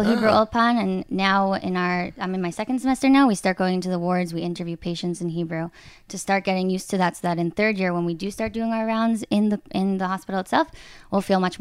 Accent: New York City, New York, United States; moved away as an adult; now in Israel; I'm originally from Queens, New York

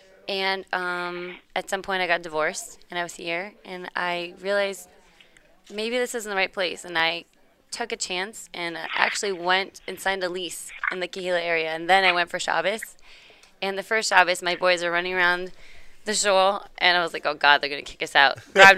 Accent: South Africa; also born or lived in Tampa; now in Atlanta, United States; So I grew up in South Africa, moved to Tampa. I know no accent. Very shocking.

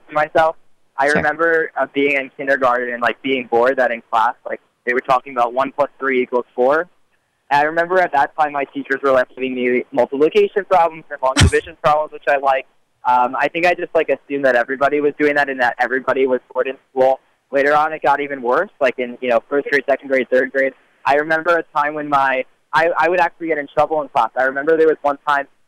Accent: Teaneck, New Jersey, United States; I grew up in Teaneck, New Jersey

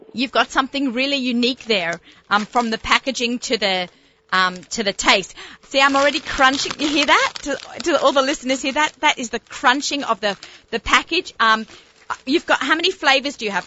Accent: Australia; moved away; growing up in Australia

